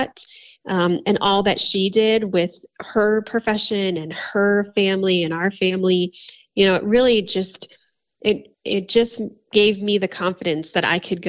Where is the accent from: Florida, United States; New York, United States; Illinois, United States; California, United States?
Florida, United States; now in Colorado, United States; I'm from Florida. So I grew up in Florida.